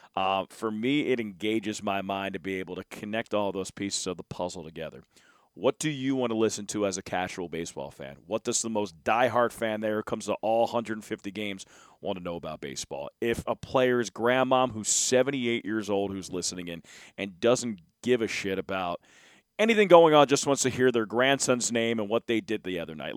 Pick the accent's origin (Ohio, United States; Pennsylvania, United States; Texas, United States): Pennsylvania, United States; Philadelphia; I grew up in Philadelphia